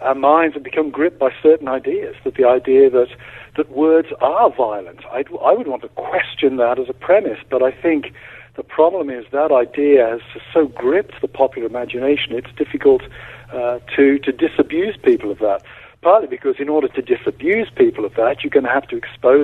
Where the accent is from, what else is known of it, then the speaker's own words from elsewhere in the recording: United Kingdom; now in United States; I'm a British citizen, not a U.S. citizen